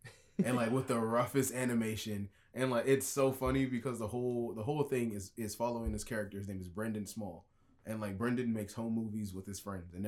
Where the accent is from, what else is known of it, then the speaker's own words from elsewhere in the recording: the South, United States; we're more southern